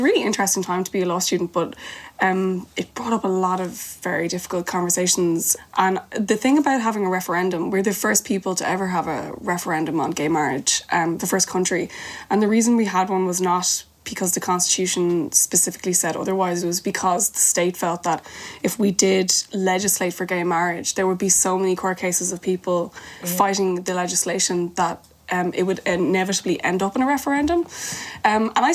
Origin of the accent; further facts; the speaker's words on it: Ireland; an Irish person